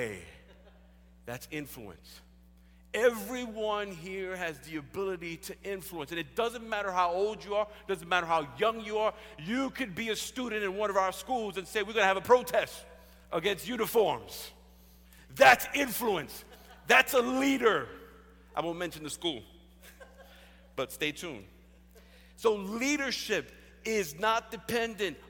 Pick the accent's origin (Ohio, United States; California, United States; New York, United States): New York, United States; New York City; We grew up in Spanish Prospect there in the South Bronx.